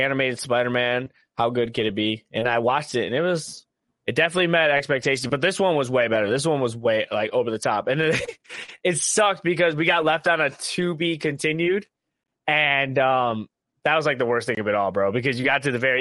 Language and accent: English; Ohio, United States; we are from Ohio